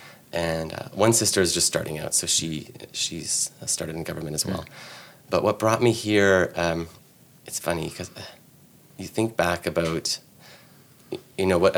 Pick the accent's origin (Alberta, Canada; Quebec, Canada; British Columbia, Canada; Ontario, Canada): Ontario, Canada; Ottawa; I grew up in the West End